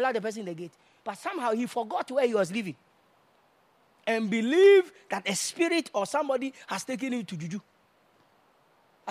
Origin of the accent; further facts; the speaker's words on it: Kumasi, Ashanti, Ghana; I'm from Kumasi